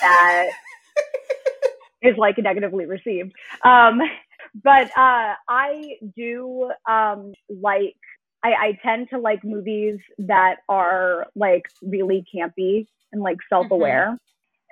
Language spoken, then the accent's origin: English; Denton, Texas, United States; we're both from the same place in Texas